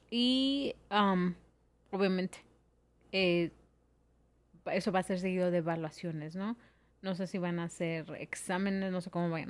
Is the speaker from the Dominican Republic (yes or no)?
no; Mexico; moved away; yo soy de México